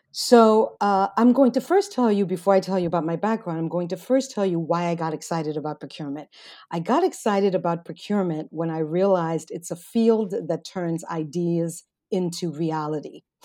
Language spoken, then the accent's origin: English; United States; I'm an American first generation